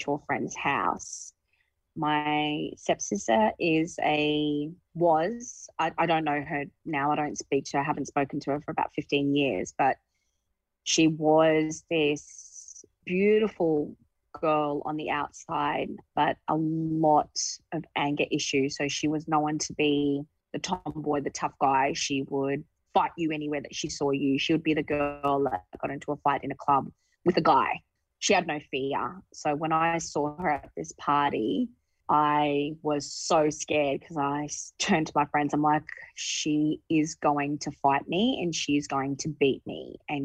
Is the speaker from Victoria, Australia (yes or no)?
no; Brisbane, Queensland, Australia; I grew up in Brisbane.